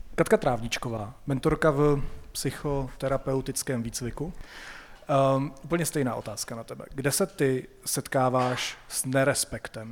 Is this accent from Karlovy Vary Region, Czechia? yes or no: yes; Sokolov, Karlovy Vary Region, Czechia; Já jsem ze Sokolova